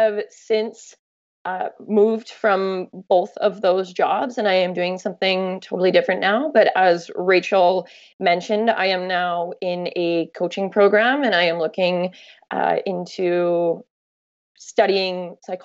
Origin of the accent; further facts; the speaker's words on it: Canada; when you travel as a Canadian and people go, oh, where are you from? And you say you're from Canada